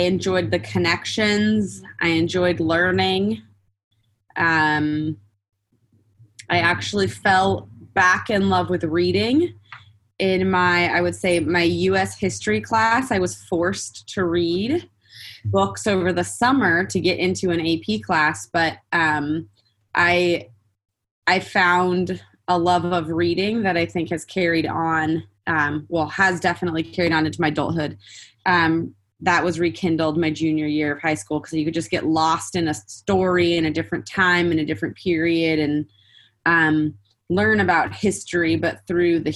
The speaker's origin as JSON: {"language": "English", "town": "Santa Barbara", "region": "California", "country": "United States", "tie": "born or raised there", "also_born_or_lived": "San Diego", "moved": "as an adult", "said": "I grew up in Santa Barbara"}